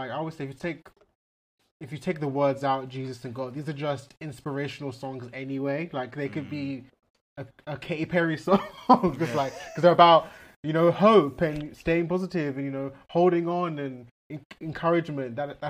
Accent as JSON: {"language": "English", "country": "Nigeria", "said": "I'm Nigerian, so I'm not West Indies."}